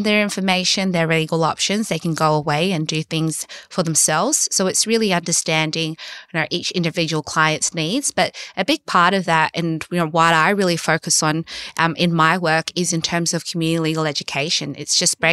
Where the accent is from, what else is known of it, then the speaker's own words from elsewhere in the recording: Sydney, New South Wales, Australia; I'm a lawyer from Western Sydney